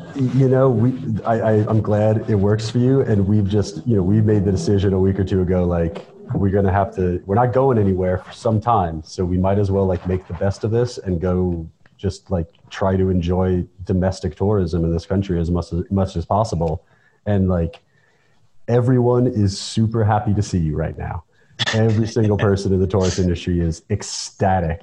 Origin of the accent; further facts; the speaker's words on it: United States; now in Tbilisi, Georgia; we're Americans and we live in Tbilisi